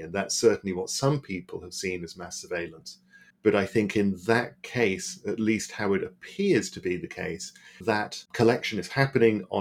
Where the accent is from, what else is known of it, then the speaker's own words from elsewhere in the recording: Berlin, Germany; moved away; I grew up in West Berlin during the Cold War.